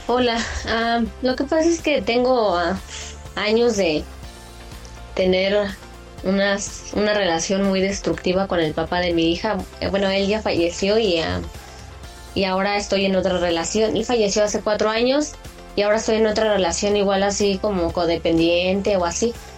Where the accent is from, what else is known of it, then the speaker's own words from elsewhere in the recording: Santander, Colombia; soy santandereana